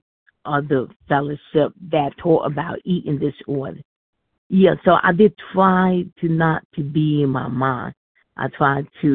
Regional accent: New York, United States; I'm from New York

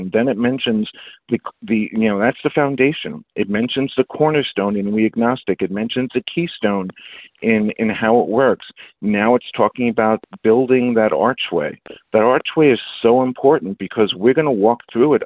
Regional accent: New York City, New York, United States; also born or lived in Bronx / Queens; I'm from New York City

